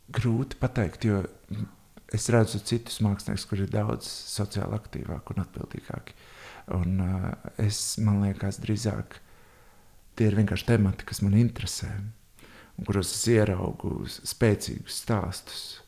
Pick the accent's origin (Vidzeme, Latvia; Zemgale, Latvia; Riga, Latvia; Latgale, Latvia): Riga, Latvia; Es esmu audzis Tornkalnā, visu mūžu nodzīvojis Tornkalnā, Bieriņu Tornkalnā, tajā apvidū Pārdaugavā.